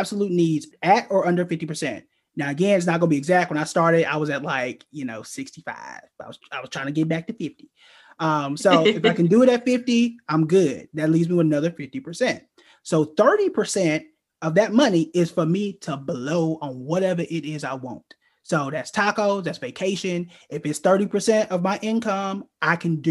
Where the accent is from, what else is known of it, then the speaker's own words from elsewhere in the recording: Oklahoma, United States; moved away as an adult; I'm from Oklahoma